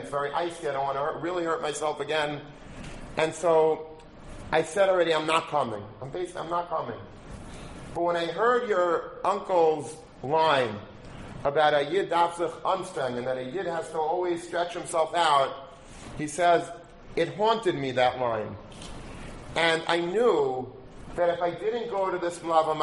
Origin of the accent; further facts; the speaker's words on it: Long Beach, United States; I grew up in Long Beach, and there were a lot of very interesting people in Long Beach